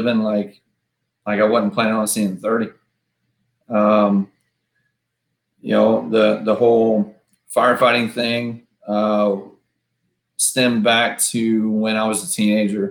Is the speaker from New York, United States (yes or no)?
no; Princeton, Texas, United States; also born or lived in McKinney, Texas; growing up in Princeton, you know, when I was growing up, we had to go to McKinney for everything